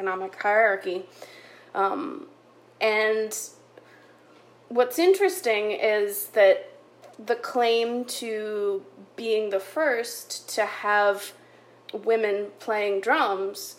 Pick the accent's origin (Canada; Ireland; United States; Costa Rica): Canada; I am a white Canadian researcher